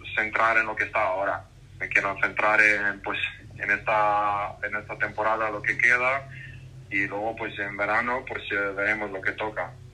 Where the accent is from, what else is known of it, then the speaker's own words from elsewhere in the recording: Croatia; moved away; yo como nací en Croacia, pasé muchos años viviendo ahí